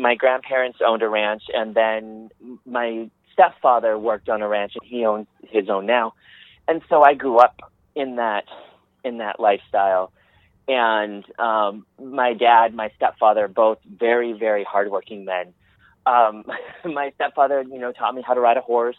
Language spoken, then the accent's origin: English; Montana, United States; moved away; also born or lived in Missoula, Montana; I grew up on the north, like on the High Line, the northeastern corner of the state.